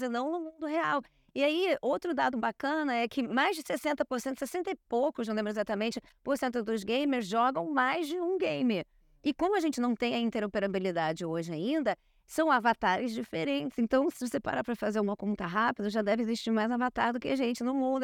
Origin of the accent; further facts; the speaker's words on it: Rio de Janeiro, Brazil; Eu cresci numa ruazinha em Copacabana, onde eu passava de 10 da manhã às 10 da noite na rua brincando